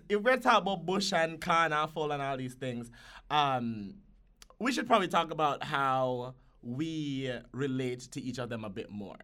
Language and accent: English; Jamaica; moved away; as somebody who grew up, one, in Jamaica